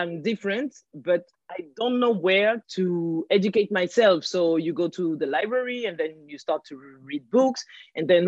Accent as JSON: {"language": "English", "country": "France", "tie": "born or raised there", "also_born_or_lived": "Guinea-Bissau", "said": "I live in France. I was born in France."}